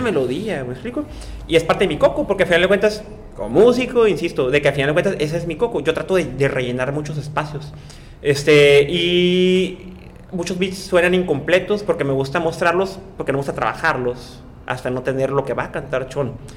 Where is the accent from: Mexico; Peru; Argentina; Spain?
Mexico; Tijuana, Baja California; yo soy de las Sánchez y literalmente la calle donde yo nací ya ni siquiera existe